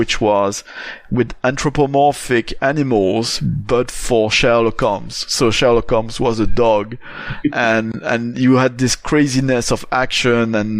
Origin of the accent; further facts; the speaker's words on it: Charleroi, Wallonia, Belgium; not only I grew up in Belgium, but I grew up in Charleroi